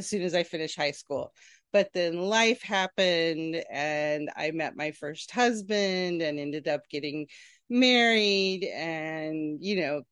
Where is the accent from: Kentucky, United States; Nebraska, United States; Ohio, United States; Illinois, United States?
Nebraska, United States; also born or lived in Kansas City; now in Far Rockaway, United States; I grew up in Nebraska